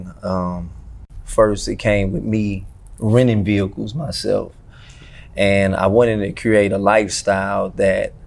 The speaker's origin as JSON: {"language": "English", "town": "Houston", "region": "Texas", "country": "United States", "tie": "born or raised there", "said": "I'm from Houston, North Side to be exact"}